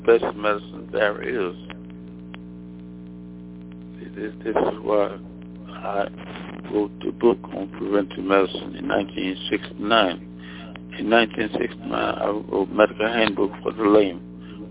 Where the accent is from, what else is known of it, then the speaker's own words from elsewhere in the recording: Mississippi, United States; moved away as an adult; also born or lived in Alabama / Nashville, Tennessee / Washington, D.C.; I'm from Mississippi, where I graduated from high school in 1946